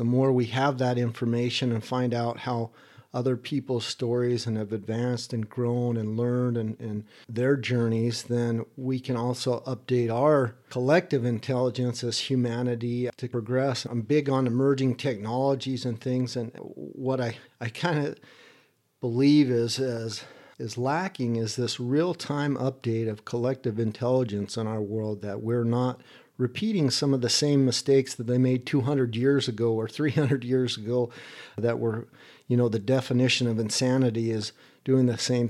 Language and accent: English; East Hampton, New York, United States; also born or lived in Midwest / Salt Lake City / Sausalito / Idaho; East Hampton, New York, and then also in the Midwest and Salt Lake City, Utah, and in California and Sausalito, and in Idaho, kind of moved around in different areas.